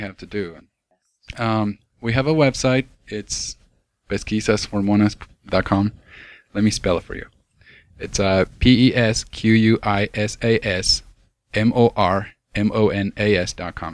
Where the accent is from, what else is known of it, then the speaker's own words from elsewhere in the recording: Argentina; moved away; I grew up in South America